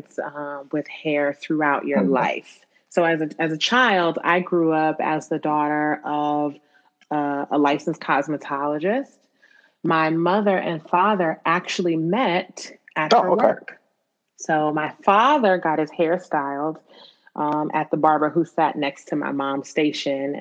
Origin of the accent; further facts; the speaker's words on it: New Jersey, United States; I grew up in Jersey